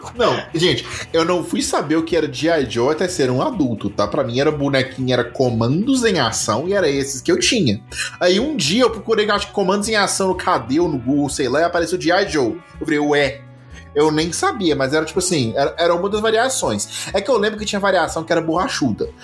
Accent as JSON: {"language": "Portuguese", "region": "Minas Gerais", "country": "Brazil", "said": "eu sou mineiro"}